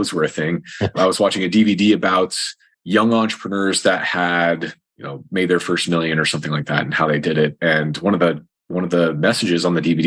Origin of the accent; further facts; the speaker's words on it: Eastern rural Iowa, United States; I'm from Eastern rural Iowa, and it was very farmer factory where I grew up.